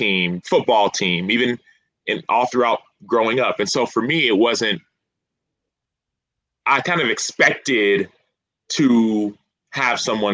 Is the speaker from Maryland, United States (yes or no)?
no; Dallas, Texas, United States; I grew up in Dallas, Texas